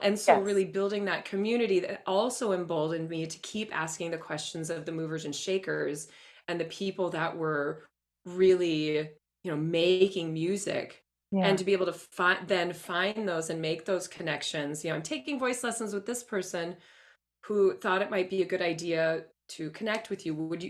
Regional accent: Minneapolis, Minnesota, United States; now in Sacramento, United States; I'm from Minneapolis originally, adored this theater company.

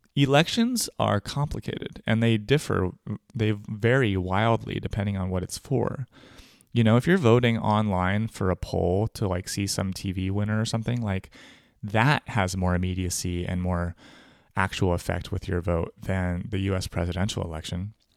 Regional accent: California, United States; also born or lived in New York / Brooklyn, New York; now in Germany; I was born in California, but I've voted for most of my life in New York State as a New Yorker, where I am still registered in Brooklyn. But I don't live there anymore. I live in Germany.

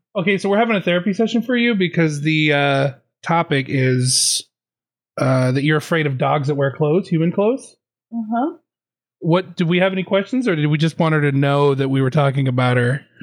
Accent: Arizona, United States; also born or lived in Seattle / Vancouver; now in Canada; I'm from Arizona, and then I moved to Seattle

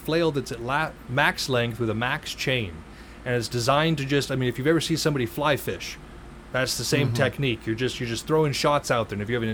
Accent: Montana, United States; I come from Montana

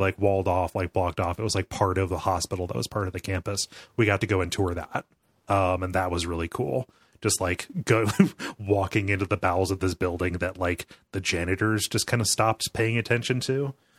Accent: Mansfield, Ohio, United States; here in, uh, Mansfield, North Central Ohio

